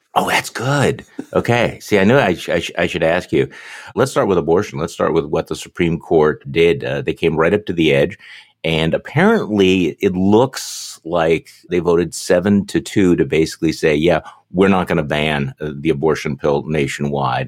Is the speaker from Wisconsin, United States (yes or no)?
yes; Wisconsin, United States; I'm from Wisconsin